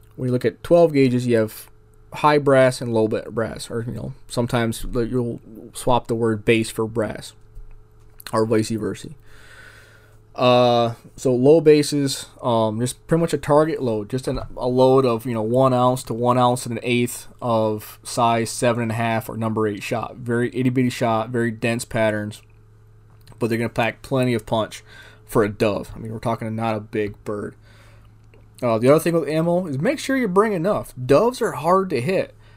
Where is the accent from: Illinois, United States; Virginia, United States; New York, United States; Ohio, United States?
New York, United States; now in Arizona, United States; I grew up in New York State.